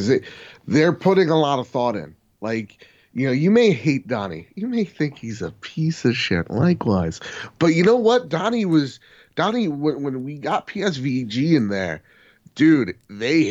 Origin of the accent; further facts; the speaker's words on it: New Jersey, United States; We're from New Jersey.